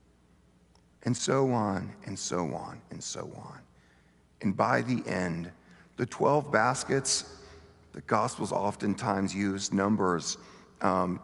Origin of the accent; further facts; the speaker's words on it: Bentonville, Arkansas, United States; I grew up in Bentonville, Arkansas, the home of Walmart